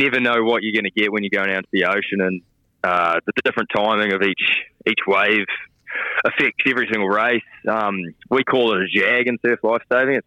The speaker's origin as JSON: {"language": "English", "town": "Gold Coast", "region": "Queensland", "country": "Australia", "said": "I'm from the Gold Coast"}